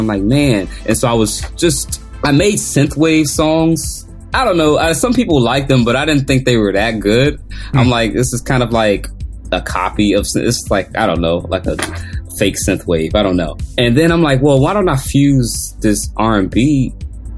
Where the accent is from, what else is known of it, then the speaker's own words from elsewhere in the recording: Washington, District of Columbia, United States; I grew up in Washington, D.C.